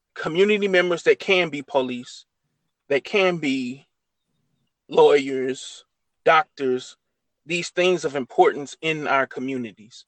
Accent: Mississippi, United States; I'm from Mississippi

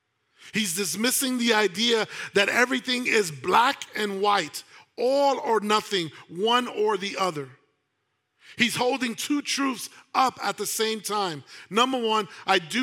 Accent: New York City, New York, United States; I grew up in New York City

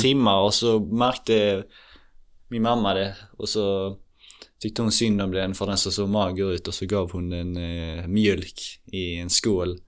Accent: Sweden; jag är svensk

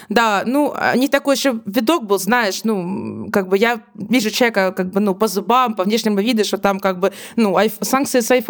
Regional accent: Ukraine; Я говорю, ну, конечно, я знаю, что такое ДИА, я из Украины.

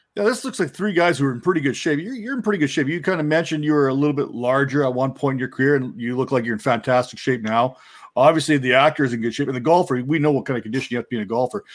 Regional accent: Canada; I'm Canadian

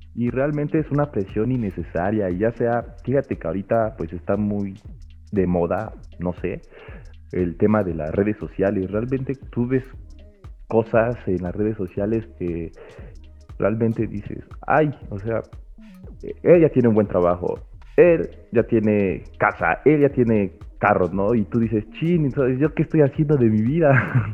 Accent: Puebla, Mexico; soy de Puebla

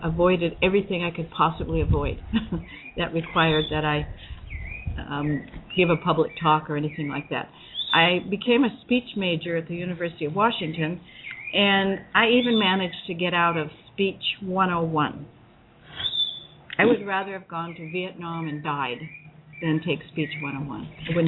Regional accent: Sumatra, Indonesia; I was raised in Sumatra, Indonesia, as I mentioned before, and my mother homeschooled me.

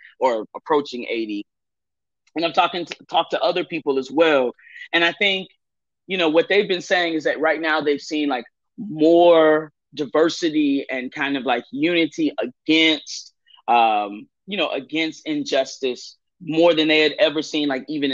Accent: Atlanta, Georgia, United States; I'm from Atlanta, Georgia

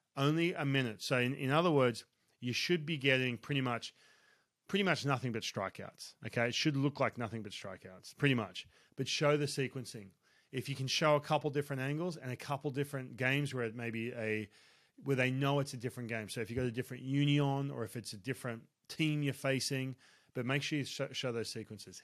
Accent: Australia; I grew up in Australia

